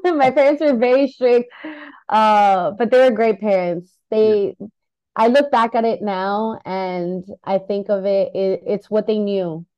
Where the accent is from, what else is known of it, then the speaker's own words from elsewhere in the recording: United States; I was born in the United States